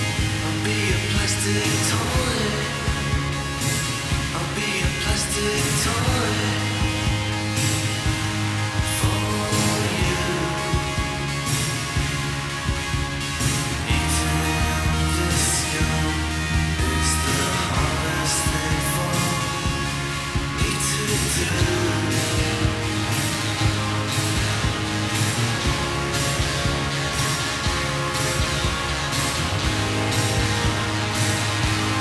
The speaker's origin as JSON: {"language": "English", "town": "Coventry", "region": "West Midlands", "country": "United Kingdom", "said": "I'm in fact from Coventry"}